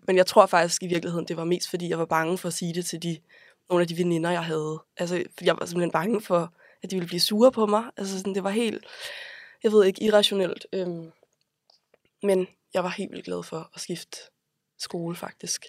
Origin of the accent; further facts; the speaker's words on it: Copenhagen, Capital Region of Denmark, Denmark; jeg er vokset op på Vesterbro de første år af mit liv